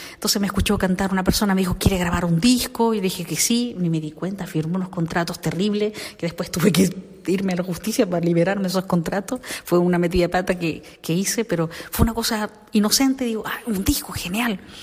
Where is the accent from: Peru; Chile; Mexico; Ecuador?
Chile; moved away as an adult; now in Spain; yo soy chilena, eh, nací en la época de Pinochet